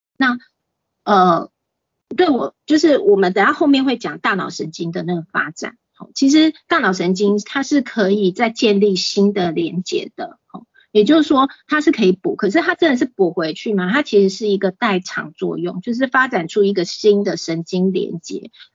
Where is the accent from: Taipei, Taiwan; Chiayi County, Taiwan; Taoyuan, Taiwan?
Taipei, Taiwan; also born or lived in Pingtung; 我在台北出生，然后是送到屏东，就是给我阿姨带这样子